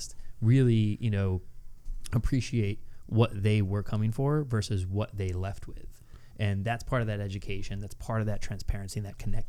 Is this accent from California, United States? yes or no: no; Schenectady County, upstate New York, United States; Schenectady County is like, people drive around with, you know, shotguns and dead deers in their car. You know, it's like, it's very rural, which is, I love it. I embrace it. I love my hometown